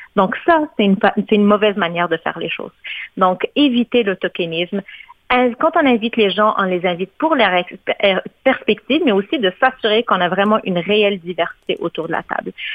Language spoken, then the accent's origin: French; Morocco; now in Canada; mon pays d'origine, le Maroc